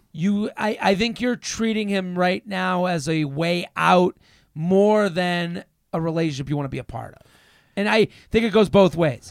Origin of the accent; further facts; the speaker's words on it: outside of Boston, Massachusetts, United States; moved away as an adult; also born or lived in Pennsylvania; now in New York, United States; I'm from outside of Boston in high school